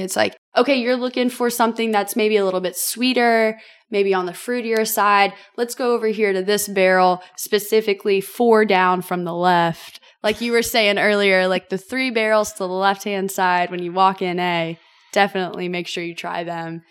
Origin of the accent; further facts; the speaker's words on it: Franklin, Tennessee, United States; born and raised in Franklin, Tennessee